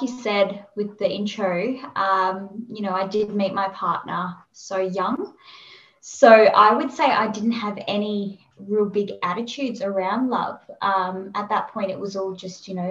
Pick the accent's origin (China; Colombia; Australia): Australia; Perth, Western Australia; moved away; So I'm originally from Perth, so we flew from Perth to Sydney